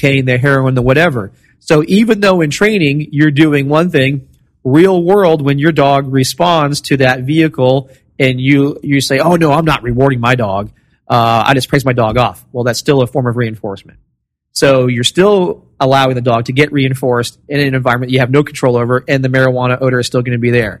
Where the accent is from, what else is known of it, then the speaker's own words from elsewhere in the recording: Florida, United States; I'm from Florida.